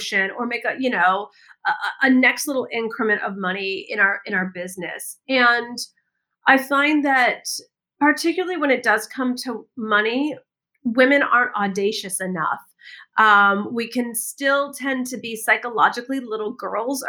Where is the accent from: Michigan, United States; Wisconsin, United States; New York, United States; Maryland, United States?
Michigan, United States; moved away as an adult; also born or lived in California / Washington; I grew up in the Midwest in the United States, in Michigan.